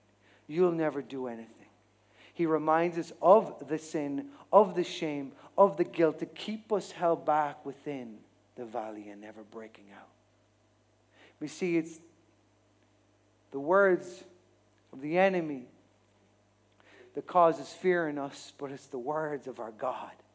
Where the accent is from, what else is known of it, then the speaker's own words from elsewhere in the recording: Ireland; we as Irish people